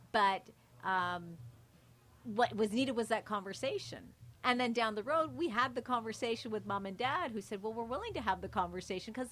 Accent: Mississauga, Ontario, Canada; My parents came here in the '70s, and growing up here, we were the only, as we would call it, you know, South Asian family, brown family that was living on our street, Mississauga.

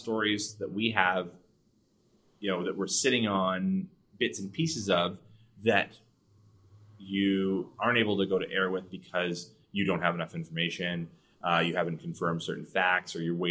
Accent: Canada; as Canadian taxpayers

